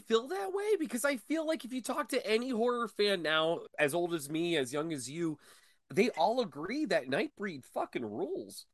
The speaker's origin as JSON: {"language": "English", "town": "Erie", "region": "Pennsylvania", "country": "United States", "said": "I'm from Erie, Pennsylvania"}